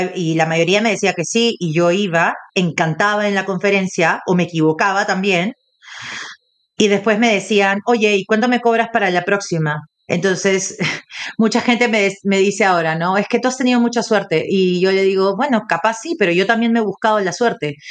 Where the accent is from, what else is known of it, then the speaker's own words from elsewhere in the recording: Peru; como latina y como peruana